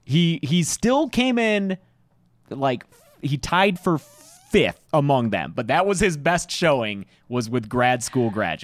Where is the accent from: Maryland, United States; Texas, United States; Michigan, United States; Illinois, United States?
Michigan, United States; I'm from Michigan